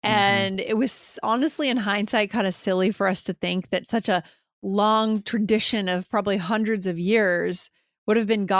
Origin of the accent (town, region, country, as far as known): Brazil; English is a second language